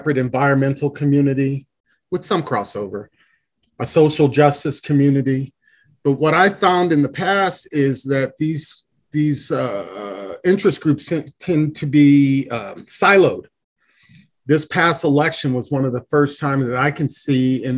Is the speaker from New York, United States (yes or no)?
yes; New York City, New York, United States; now in Boulder, United States; I'm originally from the East Coast, from New York City